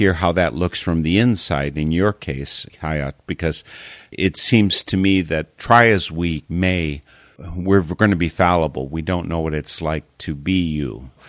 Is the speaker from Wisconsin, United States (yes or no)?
yes; Wisconsin, United States; born or raised there